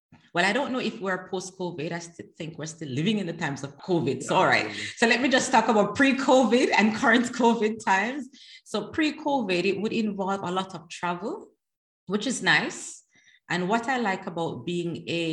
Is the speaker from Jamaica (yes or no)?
yes; Jamaica; moved away as an adult; also born or lived in Netherlands; now in The Hague, Netherlands; So I am Jamaican, right? Living in the Netherlands. So I'm Jamaican, naturalized Dutch citizen